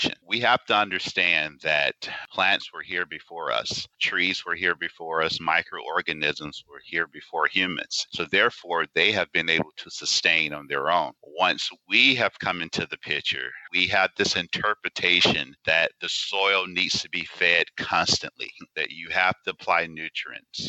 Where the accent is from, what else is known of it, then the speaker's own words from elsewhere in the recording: Anniston, Alabama, United States; Growing up in the South, born and raised in Anniston, Alabama